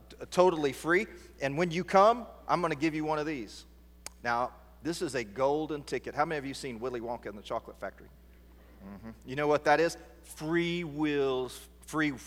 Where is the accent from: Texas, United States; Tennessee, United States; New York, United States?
Texas, United States; East; I'm right here from East Texas